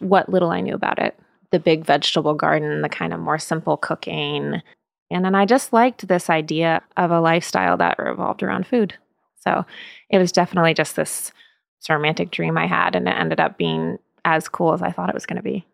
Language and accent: English; Sebastopol, California, United States; moved away as an adult; also born or lived in Los Angeles; I grew up in Sebastopol, which is now definitely a well-known wine region